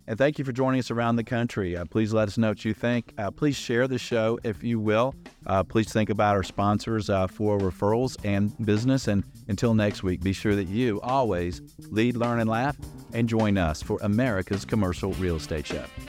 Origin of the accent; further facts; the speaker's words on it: Atlanta, Georgia, United States; I grew up in Atlanta in the city